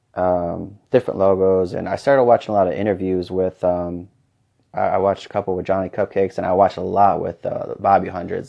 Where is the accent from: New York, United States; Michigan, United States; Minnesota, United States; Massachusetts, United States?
Michigan, United States; Fennville; moved away as an adult; now in Arizona, United States; I was coaching basketball in Fenville, Michigan, uh, my hometown